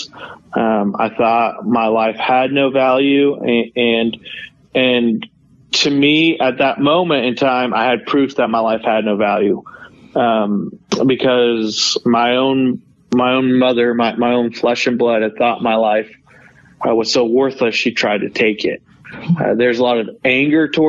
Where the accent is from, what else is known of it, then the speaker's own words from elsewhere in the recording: Norman, Oklahoma, United States; also born or lived in South Korea; I grew up in Oklahoma, Norman, Oklahoma.